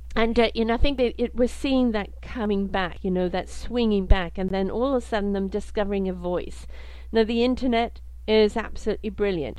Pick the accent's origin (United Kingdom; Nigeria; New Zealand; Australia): United Kingdom; also born or lived in South Africa; now in Canada; I'm British, lived in South Africa, now live in Canada.